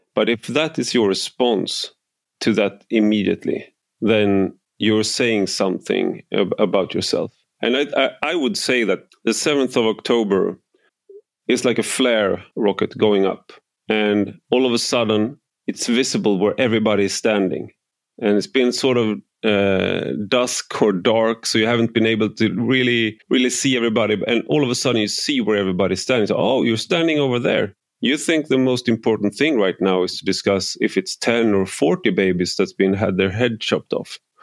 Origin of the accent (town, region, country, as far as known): Sweden